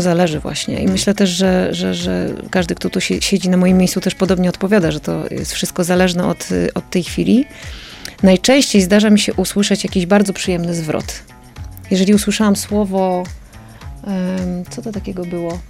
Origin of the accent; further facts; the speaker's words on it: Lublin Voivodeship, Poland; moved away; ja po prostu wychowałam się w takim, w takim miejscu